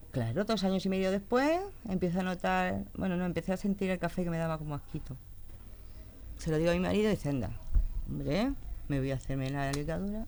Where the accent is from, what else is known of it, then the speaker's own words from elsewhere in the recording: Leganés, Community of Madrid, Spain; yo nací en Madrid, y con tres años me vine aquí a Leganés